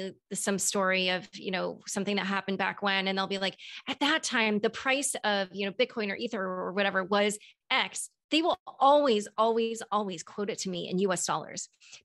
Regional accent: United States; I'm just like speaking as an American

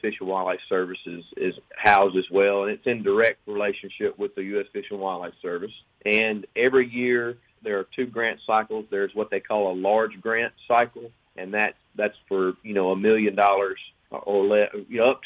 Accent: Oxford, Mississippi, United States; growing up just a kid from North Mississippi

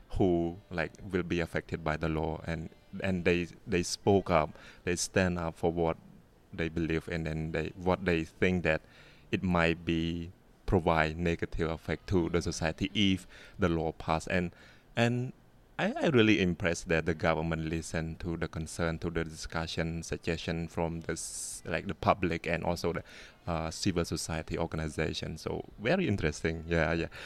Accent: Cambodia; English is a second language; you know I'm from Cambodia and then you may have heard some practice in Cambodia as well

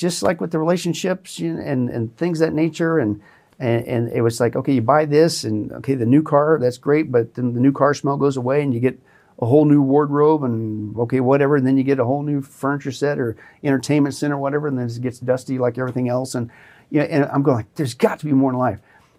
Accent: Kansas, United States; where I grew up in Southeast Kansas, at that time, per capita, the population, it had the most churches anywhere, mm-hmm, in the United, mm-hmm, States.

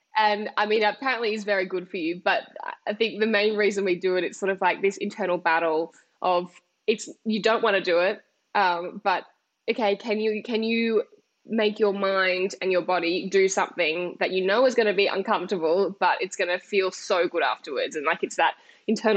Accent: Australia; when I would be at school, I didn't look typically Australian, but the kids would think that I was Asian

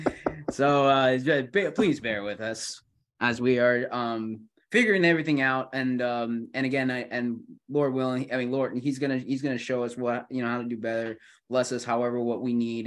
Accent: Buffalo, New York, United States; also born or lived in South Carolina; now in Greenville, United States; I'm, uh, um, originally from New York, not the city, mind you, but, uh, Buffalo area

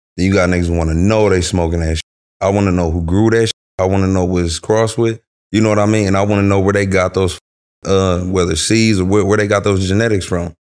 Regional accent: Omaha, Nebraska, United States; also born or lived in Los Angeles, California; now in California, United States; I'm from Omaha, Nebraska

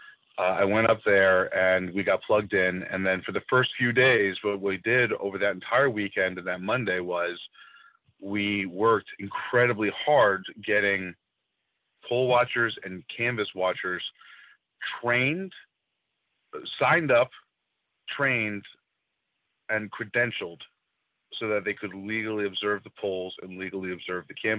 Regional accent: Virginia, United States; I'm from Virginia.

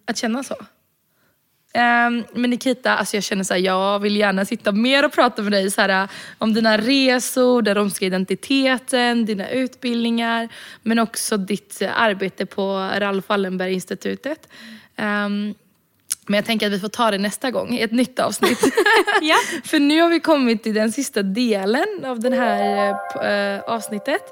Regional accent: Sweden; jag är född och uppvuxen i Sverige

